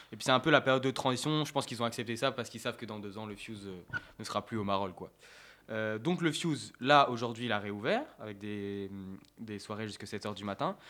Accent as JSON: {"language": "French", "country": "France", "said": "en tant que français"}